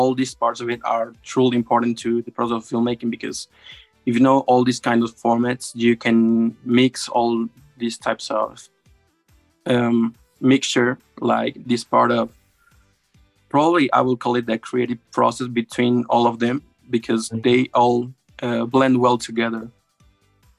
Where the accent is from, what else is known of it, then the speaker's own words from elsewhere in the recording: Mexico; I'm from Mexico